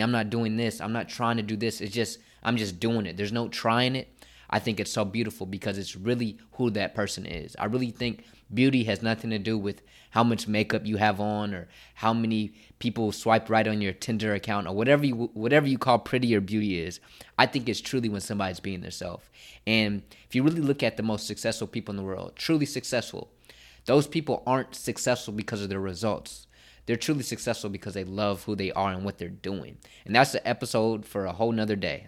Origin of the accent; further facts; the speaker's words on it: Dallas, Texas, United States; moved away as an adult; now in Philadelphia, United States; I'm from Dallas, Texas, and I go to Philadelphia